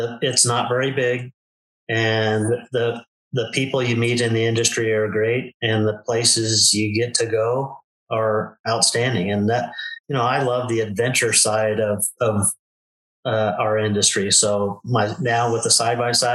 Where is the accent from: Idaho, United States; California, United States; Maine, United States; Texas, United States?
California, United States; Southern; moved away as an adult; now in Arizona, United States; I was born and raised in Southern California, and just recently we moved to Arizona, a little town in Arizona